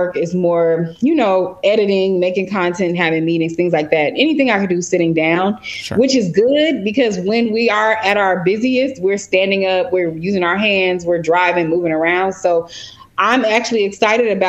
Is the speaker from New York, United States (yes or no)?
no; Chicago, Illinois, United States; moved away as an adult; now in Los Angeles, United States; I am originally from Chicago